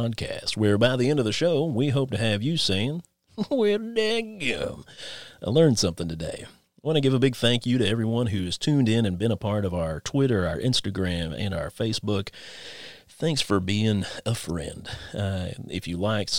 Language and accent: English; Inez, Kentucky, United States; moved away as an adult; we actually went to school together back in my hometown of Inez, Kentucky.